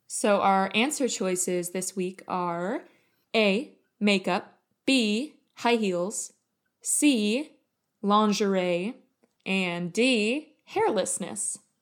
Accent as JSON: {"language": "English", "country": "United States", "tie": "born or raised there", "said": "we're both American, so that means that we both grew up in this kind of patriarchy soup."}